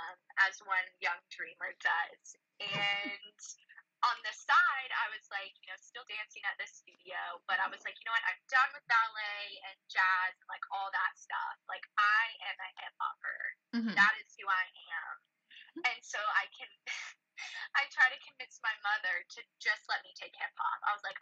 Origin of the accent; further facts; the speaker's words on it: Memphis, Tennessee, United States; So, unfortunately, but fortunately, my family moved to Birmingham. I was originally from Memphis, Tennessee